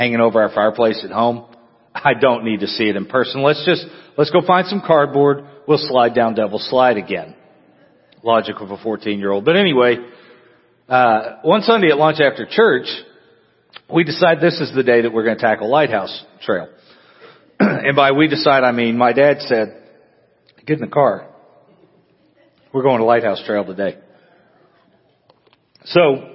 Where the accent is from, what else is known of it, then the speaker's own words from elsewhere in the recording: Amarillo, Texas, United States; now in La Grange, United States; when I was growing up, I grew up in Amarillo, which is up in the Panhandle